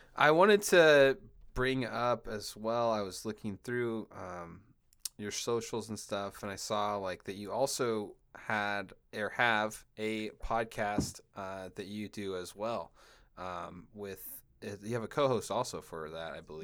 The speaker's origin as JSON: {"language": "English", "region": "Washington", "country": "United States", "tie": "born or raised there", "moved": "as an adult", "lives_now": "California, United States", "said": "I moved from Washington State to California, and, like, Washington State, where I was from"}